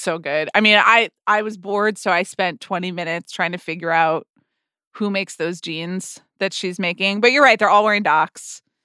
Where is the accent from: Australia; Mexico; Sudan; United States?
United States; Atlanta, Georgia; moved away; I grew up in Atlanta, which is, uh, the Coca-Cola town